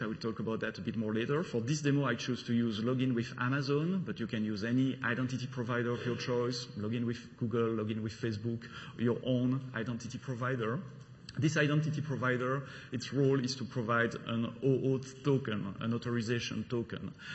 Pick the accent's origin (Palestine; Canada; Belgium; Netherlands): Belgium; accent: French; English is a second language; now in London, United Kingdom; I'm coming from Belgium, the country of waffle, beers, and, and chocolate.